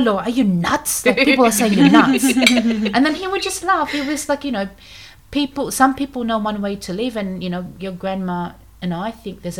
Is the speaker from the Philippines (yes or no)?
yes; Philippines; English is a second language; now in Australia; English is my fourth language. So in the Philippines, there's 175 dialect groups. So I speak, you know, one of the main ones, other than Tagalog and English